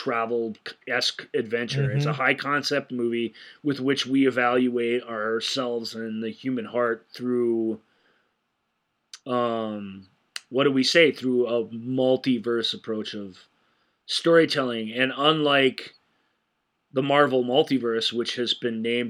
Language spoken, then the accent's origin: English; United States; as an American